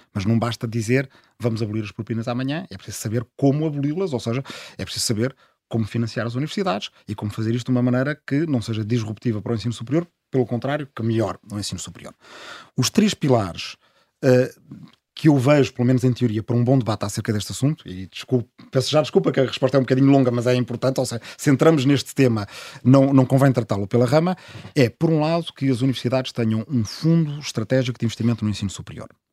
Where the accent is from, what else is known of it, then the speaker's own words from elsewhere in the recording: Azambuja, Lisbon, Portugal; Eu, eu sou da Zambuja, do Ribatejo, e cada vez mais há, há, gente que mora na minha aldeia de origem